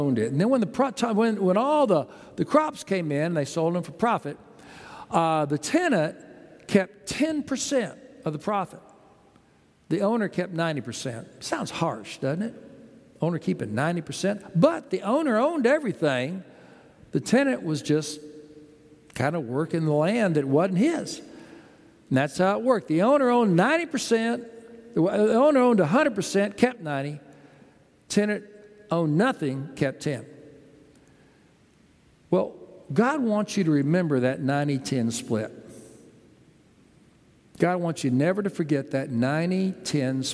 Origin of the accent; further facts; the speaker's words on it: Texas, United States; also born or lived in New Haven, Connecticut; now in Houston, United States; We grew up in Texas